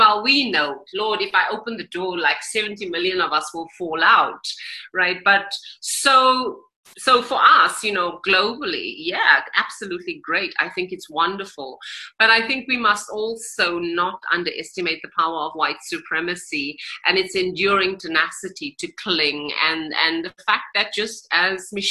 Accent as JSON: {"language": "English", "country": "South Africa", "said": "as a South African"}